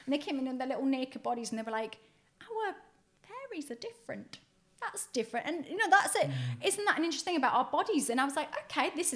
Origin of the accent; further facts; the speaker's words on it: Newcastle upon Tyne, North East England, United Kingdom; where I grew up in Newcastle